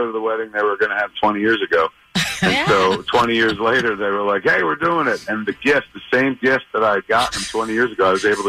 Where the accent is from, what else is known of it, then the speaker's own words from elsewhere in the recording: Highlands, New Jersey, United States; I bought a movie theater in my hometown. I grew up in a town called Highlands, New Jersey